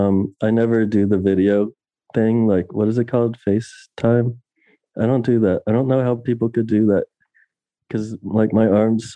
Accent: Pennsylvania, United States; I'm not from Connecticut. I'm from Pennsylvania

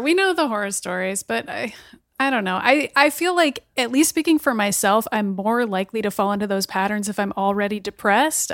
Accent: Boston, Massachusetts, United States; my hometown of Boston

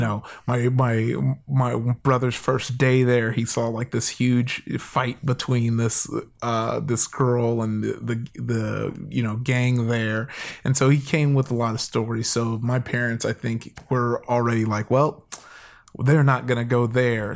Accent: Compton, California, United States; also born or lived in Downey, California; I grew up in, uh, L A. I'm in L

